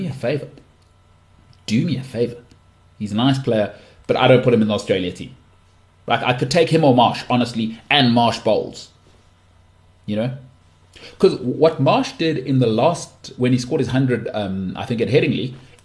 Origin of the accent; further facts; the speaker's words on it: South Africa; as a South African